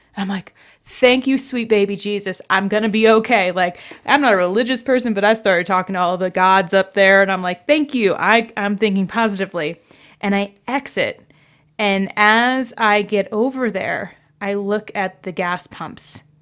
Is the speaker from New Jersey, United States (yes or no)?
yes; New Jersey, United States; moved away; I grew up in New Jersey where essentially there was a gas station on every corner